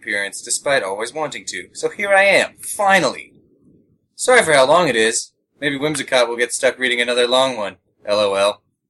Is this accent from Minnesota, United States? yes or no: yes; Minnesota, United States; I'm from Minnesota, and it's cold right now.